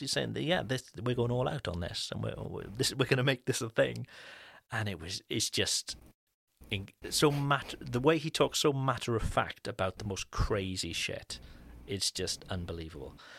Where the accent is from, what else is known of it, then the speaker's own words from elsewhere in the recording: Cardiff, Wales, United Kingdom; far from my hometown in Cardiff